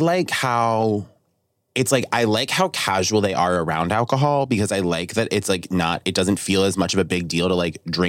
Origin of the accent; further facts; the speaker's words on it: United States; I grew up in America